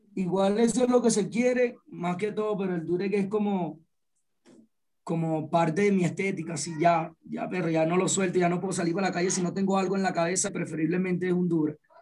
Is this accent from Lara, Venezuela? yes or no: no; Punto Fijo, Falcón, Venezuela; Yo soy de Punto Fijo, Falcón